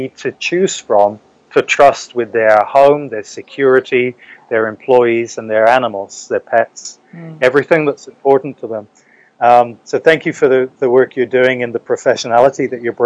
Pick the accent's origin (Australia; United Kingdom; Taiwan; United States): United Kingdom; England; moved away; also born or lived in New Zealand; I grew up in England years ago.